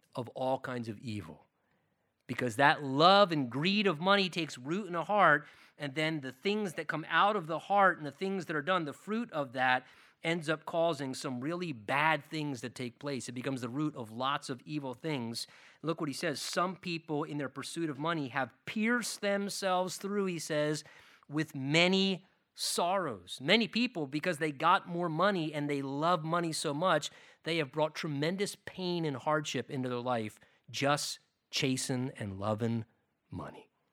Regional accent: United States; as American Christians

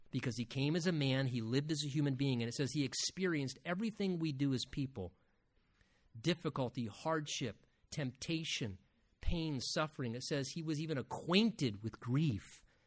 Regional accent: United States; as Americans

